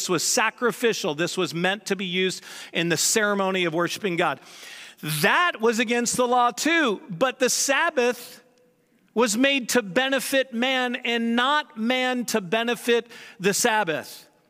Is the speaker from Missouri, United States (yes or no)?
yes; St. Louis, Missouri, United States; So the house I grew up in St. Louis, my parents have since moved from that house, and I never lived in the one that they're in now.